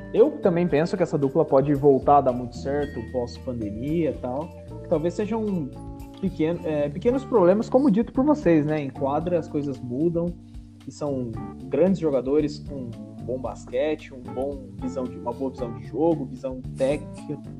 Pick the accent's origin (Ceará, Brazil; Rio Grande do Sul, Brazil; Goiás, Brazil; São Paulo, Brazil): São Paulo, Brazil; a gente é de São Paulo